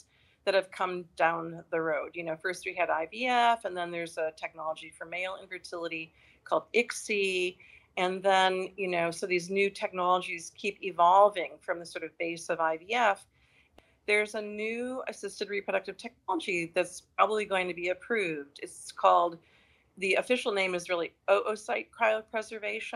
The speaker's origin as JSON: {"language": "English", "region": "Wisconsin", "country": "United States", "tie": "born or raised there", "also_born_or_lived": "Michigan", "moved": "yes", "lives_now": "Connecticut, United States", "said": "I grew up in the Midwest, in Wisconsin"}